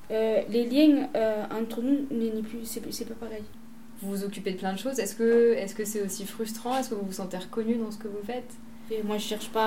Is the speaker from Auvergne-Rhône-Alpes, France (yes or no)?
no; Marseille, Provence-Alpes-Côte d'Azur, France; also born or lived in Le Merlan, Marseille; J'habite au Merlin, mais je suis de la Castellane.